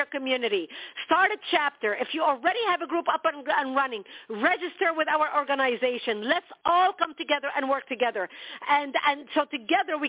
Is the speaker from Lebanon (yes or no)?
yes; Lebanon; moved away; I was born and raised in Lebanon